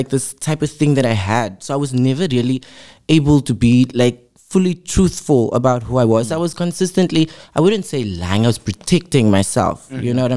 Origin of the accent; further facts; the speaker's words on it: Cape Town, Western Cape, South Africa; I am from Mitchell's Plain